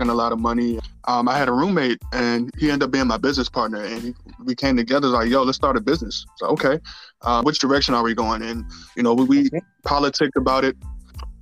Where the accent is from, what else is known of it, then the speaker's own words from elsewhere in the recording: Washington, District of Columbia, United States; also born or lived in North Carolina; now in Baltimore, United States; I'm originally from Washington, D.C.